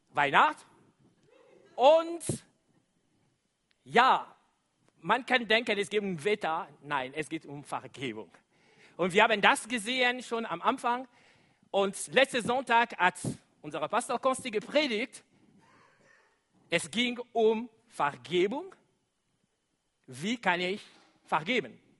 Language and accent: German; DR Congo; German is a second language